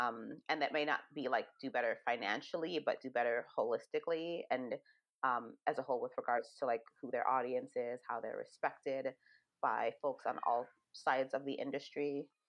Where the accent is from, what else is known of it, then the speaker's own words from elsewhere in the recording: Jamaica; born there; It kind of reminds me of home. I was born in Jamaica, but not raised there.